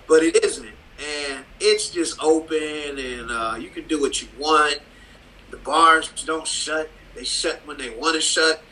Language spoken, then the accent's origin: English; Cleveland, Ohio, United States; moved away as an adult; now in Amsterdam, Netherlands; I grew up in Cleveland